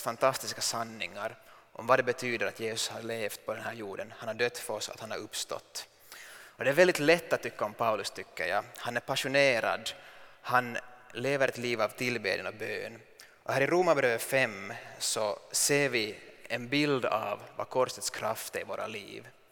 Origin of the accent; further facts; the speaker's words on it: Finland; som finsk man